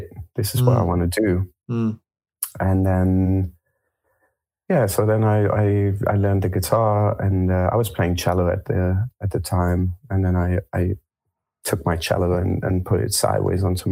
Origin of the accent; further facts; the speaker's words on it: Germany; also born or lived in France; I was born in France. I grew up in Germany.